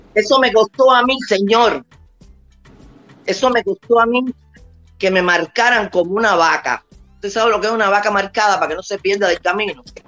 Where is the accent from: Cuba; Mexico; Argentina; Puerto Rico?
Cuba; moved away as an adult; now in United States; yo soy cubana porque nací en Cuba, pero soy americana por agradecimiento